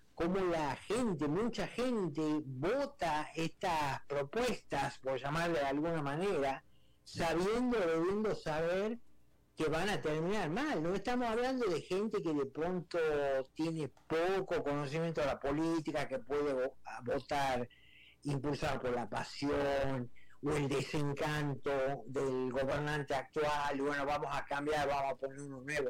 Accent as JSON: {"language": "Spanish", "country": "Argentina", "said": "Yo soy argentino"}